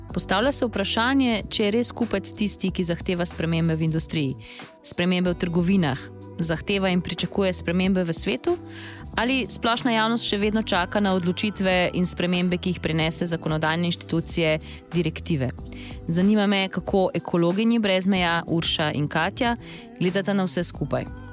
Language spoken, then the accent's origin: Slovenian; Slovenia; smo Slovenci